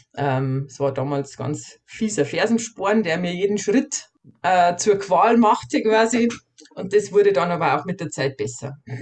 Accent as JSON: {"language": "German", "region": "Bavaria", "country": "Germany", "said": "bei uns in Bayern"}